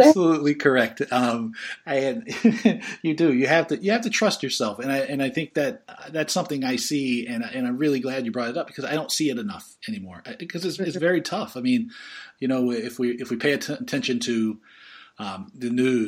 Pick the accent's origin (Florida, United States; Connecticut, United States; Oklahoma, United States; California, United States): Florida, United States; Fort Lauderdale; moved away as an adult; also born or lived in Seattle; I'm a dummy from Fort Lauderdale